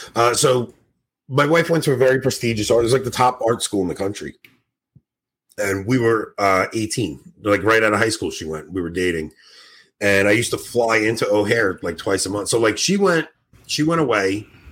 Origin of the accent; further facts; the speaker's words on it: Canada; I'm Canadian, and no joke, we have a maple syrup mafia.